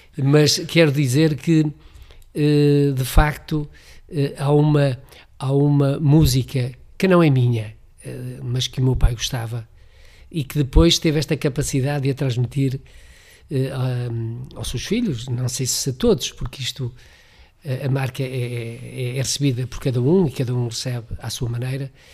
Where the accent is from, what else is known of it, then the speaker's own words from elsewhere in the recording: Amarante, Norte, Portugal; cresci e fiz-me homem, como costuma dizer, na freguesia da Lomba